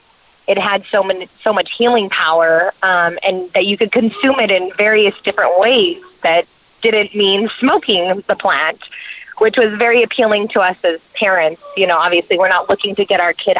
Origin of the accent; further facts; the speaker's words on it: New Mexico, United States; I am from New Mexico.